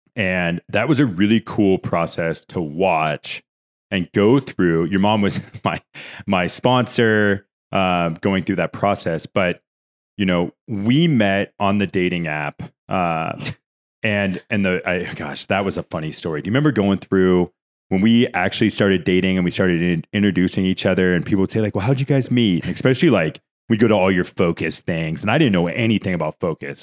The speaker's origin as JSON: {"language": "English", "region": "California", "country": "United States", "moved": "yes", "lives_now": "Denver, United States", "said": "I'm from California"}